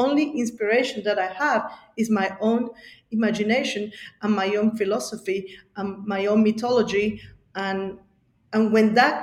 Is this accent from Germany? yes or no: no; Bolivia; now in Sydney, Australia; growing up in Bolivia and being Quechuas and Aymaras from Bolivia